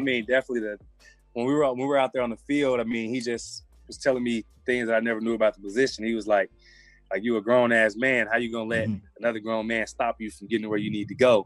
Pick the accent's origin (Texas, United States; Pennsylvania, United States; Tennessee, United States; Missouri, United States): Tennessee, United States; Memphis; I grew up in with in Memphis